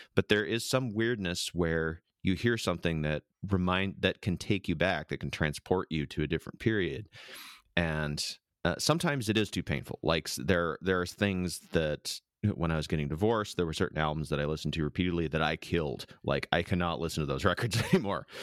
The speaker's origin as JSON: {"language": "English", "region": "Midwest", "country": "United States", "tie": "born or raised there", "moved": "yes", "lives_now": "San Diego, United States", "said": "my fifteen years, uh, growing up in the Midwest, I did not have a lot of friends, it was a pretty small town"}